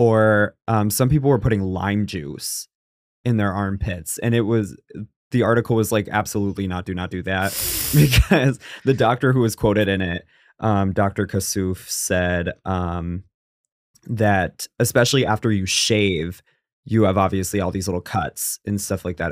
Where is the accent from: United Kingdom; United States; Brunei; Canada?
United States; New England; I'm from New England